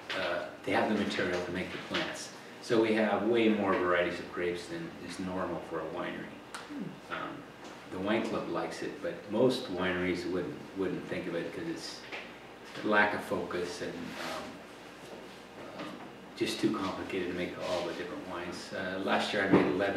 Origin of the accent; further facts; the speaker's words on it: the Applegate, Oregon, United States; I grew up in the Applegate.